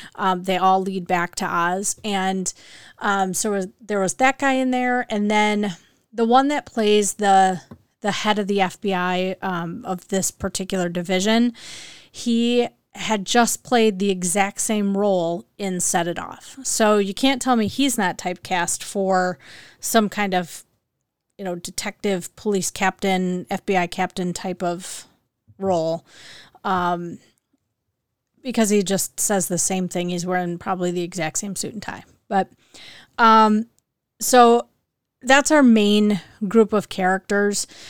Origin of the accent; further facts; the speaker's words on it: Midwest, United States; I'm from the Midwest and, and I think we don't have an accent. Um, I've been told by others that we do have accents here